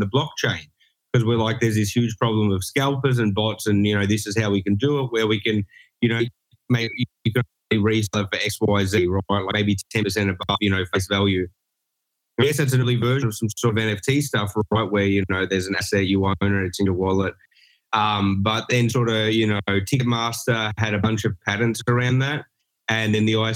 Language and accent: English; Australia; now in Los Angeles, United States; born and raised in Australia